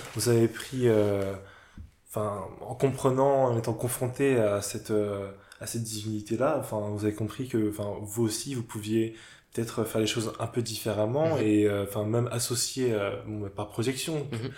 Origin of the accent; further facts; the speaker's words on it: Cameroon; je suis camerounais